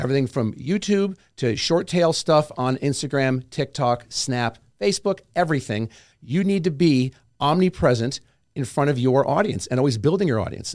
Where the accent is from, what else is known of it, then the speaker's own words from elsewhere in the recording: New York, United States; I'm from New York